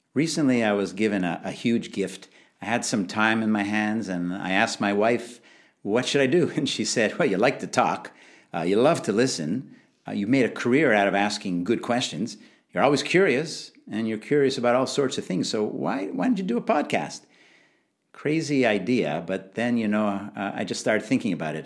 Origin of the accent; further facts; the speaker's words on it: Montreal, Quebec, Canada; moved away; also born or lived in London; I grew up in Canada, Montreal